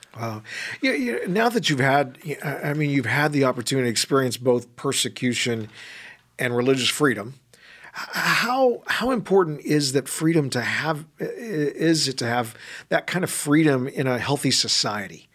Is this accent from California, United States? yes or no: yes; California, United States; moved away; my home state, California